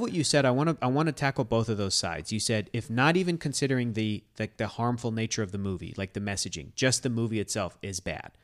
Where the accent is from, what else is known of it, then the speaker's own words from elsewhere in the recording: Southern California, United States; I grew up in Southern California.